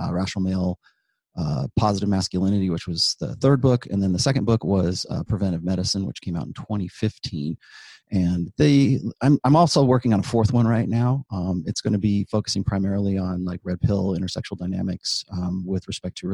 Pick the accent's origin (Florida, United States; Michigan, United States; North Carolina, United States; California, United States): California, United States; Southern; I grew up in Southern California